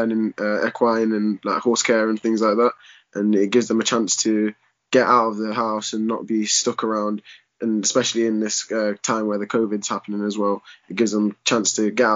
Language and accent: English; Leicester, East Midlands, United Kingdom; And I grew up in Leicester Highfields, and I've been here all my life.